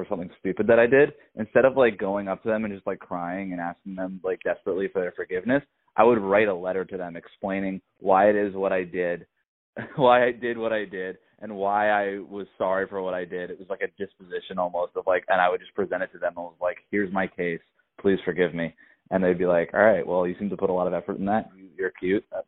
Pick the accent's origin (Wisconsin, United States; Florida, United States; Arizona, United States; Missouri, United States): Florida, United States; South; where I grew up in South Florida